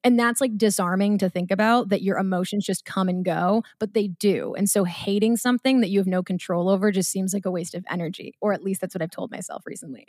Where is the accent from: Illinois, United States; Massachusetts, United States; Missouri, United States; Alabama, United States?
Massachusetts, United States; Marblehead; I'm from Marblehead, Mass.